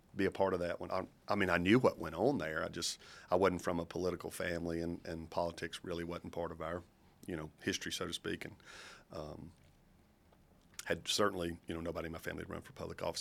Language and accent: English; Kosciusko, Mississippi, United States; I grew up in Kosciuszko